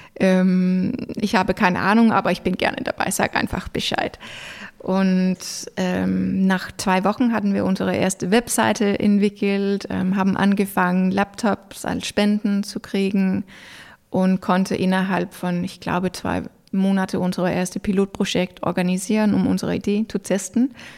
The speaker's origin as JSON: {"language": "German", "country": "Denmark", "also_born_or_lived": "Norway", "second_language": "German", "moved": "yes", "lives_now": "Germany", "said": "ich als Däne habe Rechte und Möglichkeiten in Deutschland"}